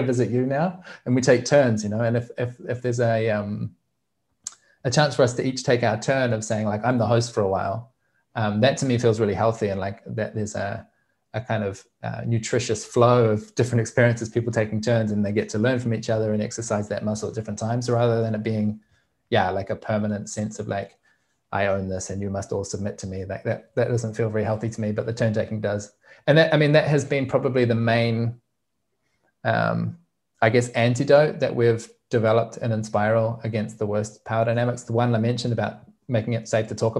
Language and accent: English; New Zealand; I grew up in Aotearoa, New Zealand